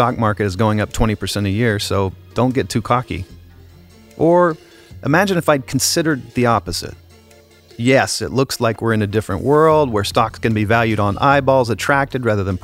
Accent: United States; Speaking as an American

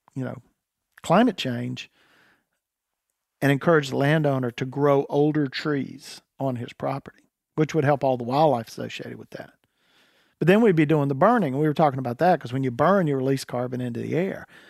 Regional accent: North Carolina, United States; I was raised in North Carolina quail hunting

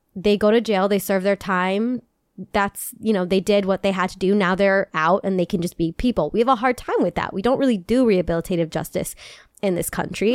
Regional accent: United States; I'm from America

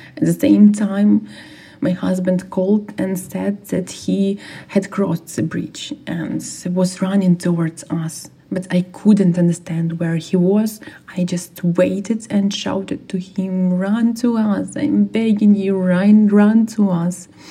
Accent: Irpin, Kyiv Oblast, Ukraine; I'm from Irpin.

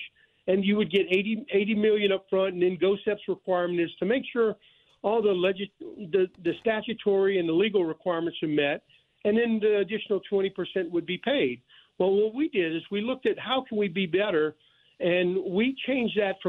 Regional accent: Thibodaux, Louisiana, United States; also born or lived in New Orleans, Louisiana; I am Louisiana born and bred

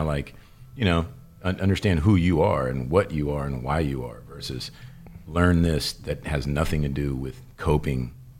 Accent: Louisville, Kentucky, United States; I grew up in Louisville, Kentucky.

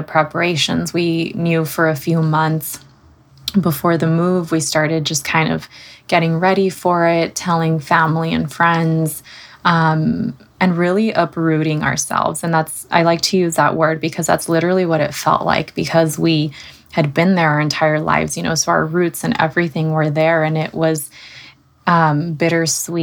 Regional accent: Southern California, United States; moved away as an adult; now in Seattle, United States; my husband and I moved from Southern California, where we both grew up. And we moved out to Seattle, Washington

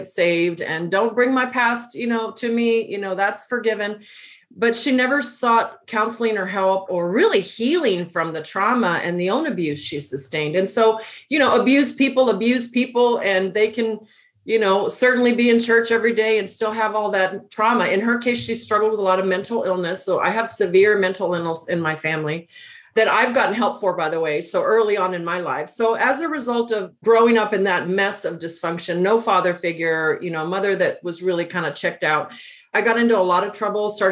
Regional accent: El Paso, Texas, United States; I'm from El Paso, Texas. It's where I grew up, border town

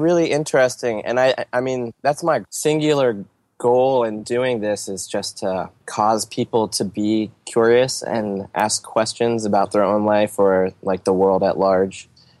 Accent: Harrisburg, Pennsylvania, United States; I grew up knowing that where I was growing up in Harrisburg was the most racist

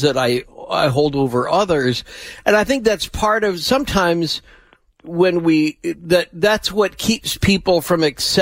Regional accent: Chicago, Illinois, United States; I grew up in Chicago

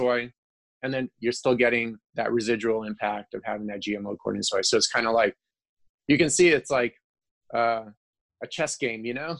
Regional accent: Ukraine; moved away; I'm from Ukraine

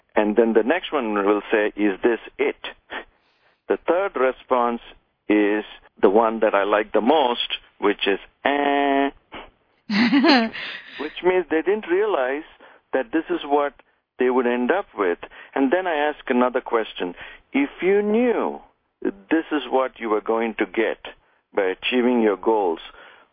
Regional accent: India; moved away; I came from India where we didn't have a whole lot

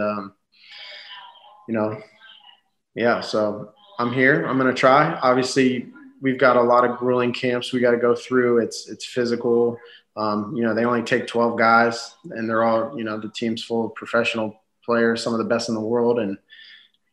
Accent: United States; as Americans in a different country that doesn't speak our language

